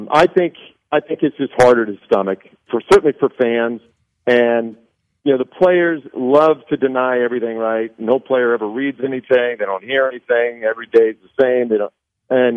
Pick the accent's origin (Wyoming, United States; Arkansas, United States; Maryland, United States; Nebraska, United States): Nebraska, United States; I grew up in Nebraska